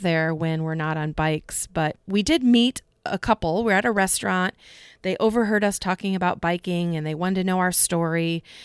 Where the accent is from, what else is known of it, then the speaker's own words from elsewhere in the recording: Iowa, United States; we're from Iowa